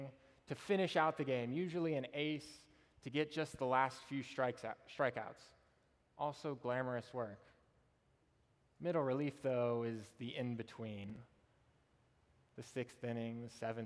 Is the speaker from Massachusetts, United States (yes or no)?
no; Austin, Texas, United States; also born or lived in Nacogdoches, Texas; I was born and raised in Austin